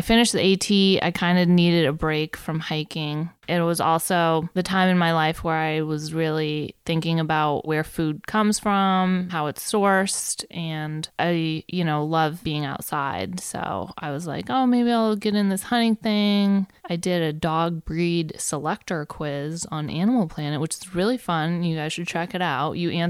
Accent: Maine, United States; I grew up in a pretty small town in Maine, pretty rural, about 2,000 people.

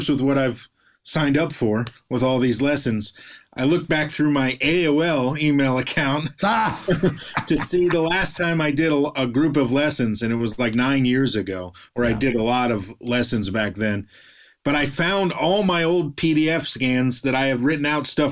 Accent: Fort Lauderdale, Florida, United States; also born or lived in Connecticut; now in Los Angeles, United States; we grew up in Fort Lauderdale, so South Florida.

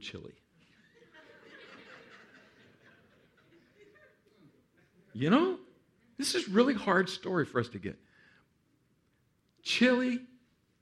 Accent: Texas, United States; I'm from Texas

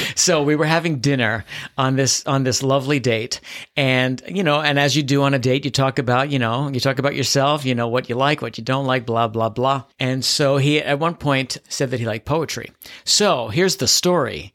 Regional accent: New York City, New York, United States; also born or lived in Manhattan; I was born and raised in the Bronx

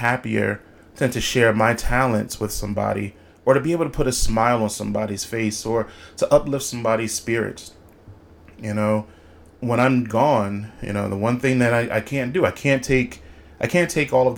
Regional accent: Philadelphia, Pennsylvania, United States; I am from Philadelphia.

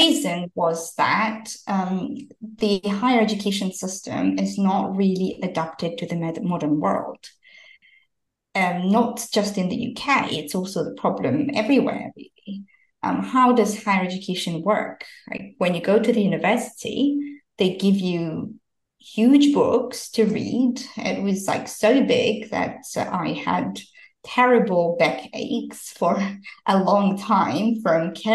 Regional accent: Georgia; moved away as an adult; also born or lived in London, United Kingdom; I'm originally from Georgia, a small country in Eastern Europe. I moved to London when I was 18 to study.

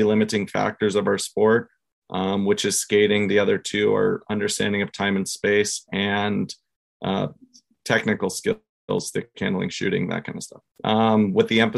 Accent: Southern California, United States; I grew up here in Southern California

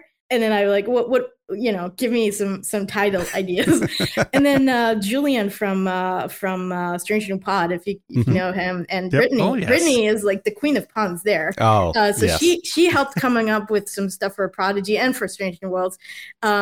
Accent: Israel; now in United States; I'm from Israel.

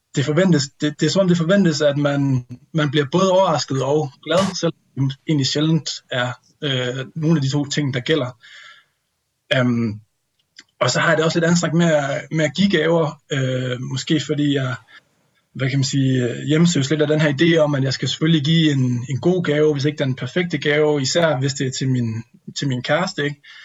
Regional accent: North Jutland, North Denmark Region, Denmark; moved away; hjemme med mine forældre i Vuelskov i Nordjylland

